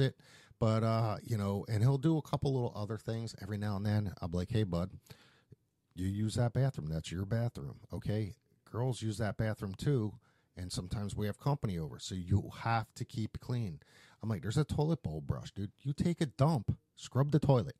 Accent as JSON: {"language": "English", "town": "Philadelphia", "region": "Pennsylvania", "country": "United States", "tie": "born or raised there", "moved": "yes", "said": "I grew up in Philadelphia"}